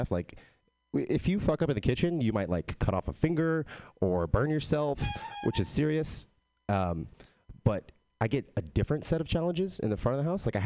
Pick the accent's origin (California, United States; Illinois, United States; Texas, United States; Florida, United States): Texas, United States; I am from Texas, but I don't have a Texas accent.